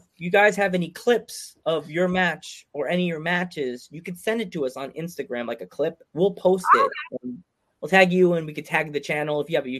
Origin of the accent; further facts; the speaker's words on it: Pennsylvania, United States; Yeah. I'm from Pennsylvania.